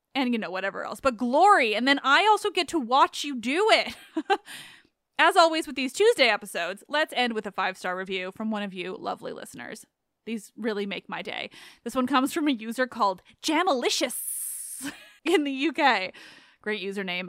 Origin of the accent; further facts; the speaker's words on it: Canada; as a Canadian